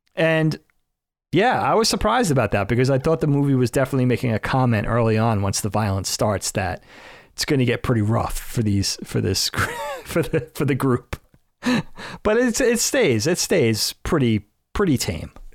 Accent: Northeast, United States; we're from the Northeast, you know, everything's kinda civilized and populated

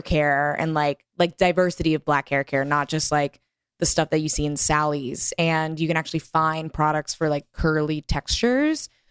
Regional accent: Texas, United States; growing up in Texas

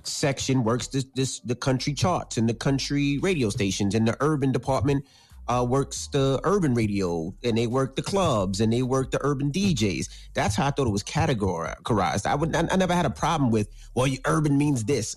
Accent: New York City, New York, United States; growing up in New York

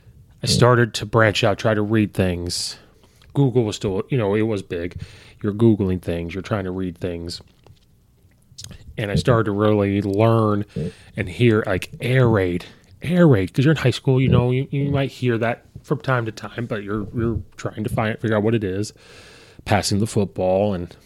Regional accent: Illinois, United States; I'm from Illinois. I'm an Illinois fan, of course.

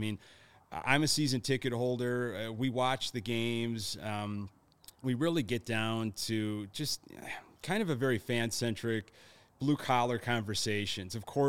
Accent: Orland Park, Illinois, United States; also born or lived in Lockport, Illinois; I'm a third-generational Sox fan. My parents grew up in the South Chicago neighborhood, and I grew up in the Southwest suburbs, Orland Park, and then Lockport eventually.

